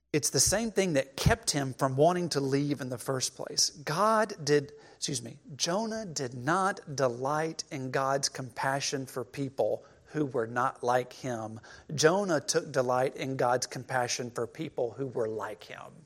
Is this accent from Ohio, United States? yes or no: no; Cleveland, Mississippi, United States; moved away as an adult; growing up in Cleveland, Mississippi